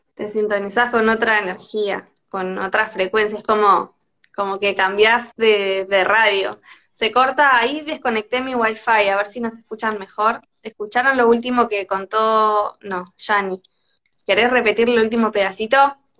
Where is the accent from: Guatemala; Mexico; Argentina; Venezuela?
Argentina; Tandil, Buenos Aires Province; yo soy de Tandil